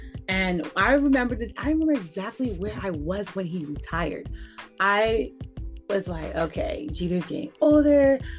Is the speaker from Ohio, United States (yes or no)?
no; New York, United States; I'm literally a New Yorker at heart.